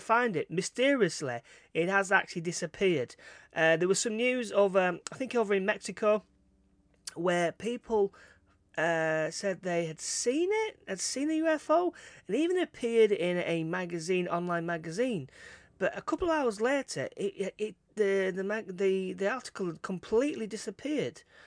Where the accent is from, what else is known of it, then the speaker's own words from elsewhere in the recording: Todmorden, Yorkshire and the Humber, United Kingdom; my hometown of Tottenham, that's like the, uh, the capital, uh, U F O capital of, of England